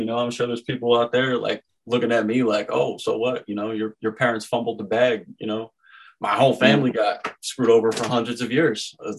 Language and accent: English; Florida, United States; So I'm originally from Florida.